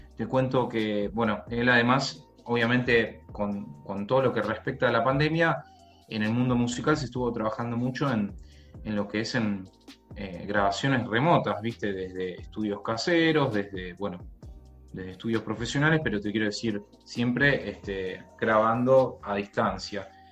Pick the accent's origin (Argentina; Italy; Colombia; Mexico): Argentina; Rosario, Santa Fe; yo también estudiaba en un instituto de acá de, mi ciudad natal que se llama eh, Asociación Rosarina de Cultura Inglesa